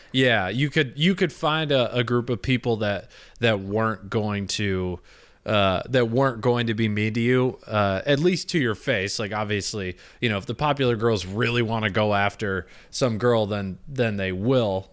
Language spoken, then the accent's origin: English; Michigan, United States; I'm from Michigan.